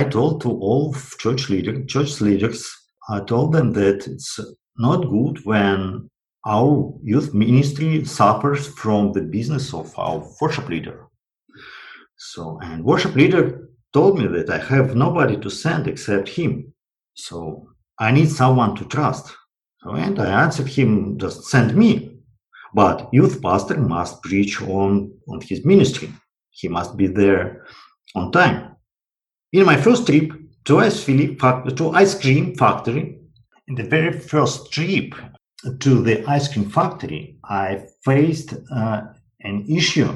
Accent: Russia; I was from Russian province

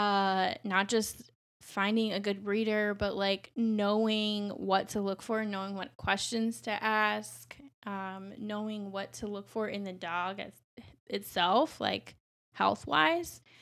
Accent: New Mexico, United States; now in Chicago, United States; I'm from New Mexico, so I didn't grow up anywhere near a major city

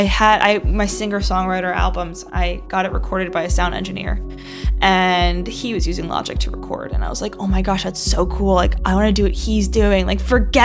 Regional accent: New Jersey, United States; also born or lived in England; now in New York, United States; I am from New Jersey initially, but I moved to New York in 2010 and I've been there since

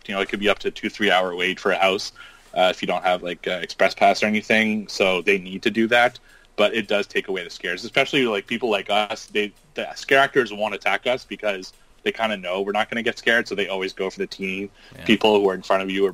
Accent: Montreal, Quebec, Canada; moved away; my hometown of Montreal

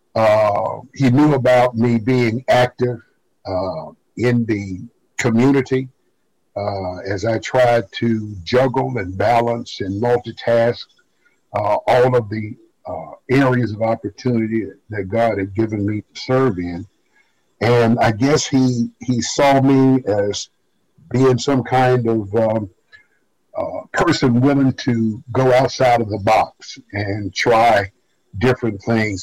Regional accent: Birmingham, Alabama, United States; moved away as an adult; also born or lived in Montgomery, Alabama; I was raised in Birmingham, in segregated Birmingham

